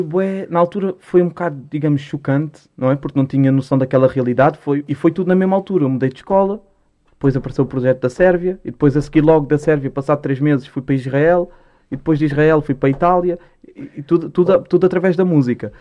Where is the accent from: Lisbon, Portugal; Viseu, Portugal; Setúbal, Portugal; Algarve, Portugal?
Lisbon, Portugal; also born or lived in Musgueira, Lisbon; Eu, eu nasci na Mesgueira. Uhum. Nasci na Mesgueira Norte, só que, pá, eu pouco me lembro da Mesgueira. A Mesgueira foi abaixo em 2000, para aí. Eu tinha dois, tinha três anos. E hum, e depois fui ali para a Alta de Lisboa, para a Cruz Vermelha